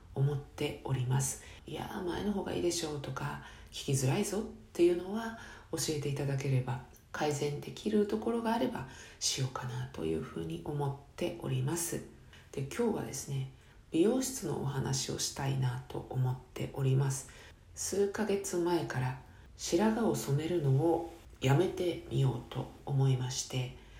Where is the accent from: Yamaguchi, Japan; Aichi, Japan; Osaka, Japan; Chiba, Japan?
Chiba, Japan; 生まれ育った千葉県